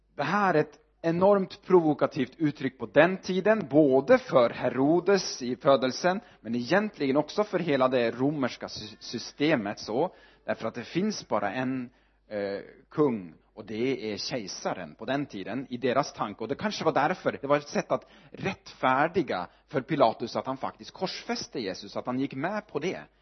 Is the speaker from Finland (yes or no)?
no; Northern Norway, Norway; Swedish is a second language; moved away as an adult; also born or lived in Sweden; now in Örebro, Sweden; jag är född uppe i Nordnorge